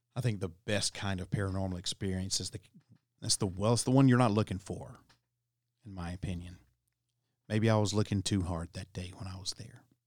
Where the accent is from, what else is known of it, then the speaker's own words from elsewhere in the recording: Alabama, United States; now in Tennessee, United States; my home state's Alabama